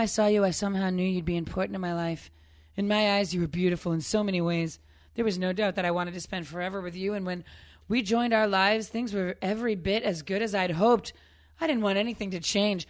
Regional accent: Northeast, United States; I grew up in the Northeast.

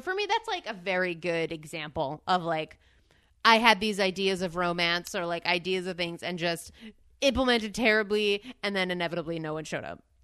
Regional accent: Northeast, United States; growing up in the Northeast

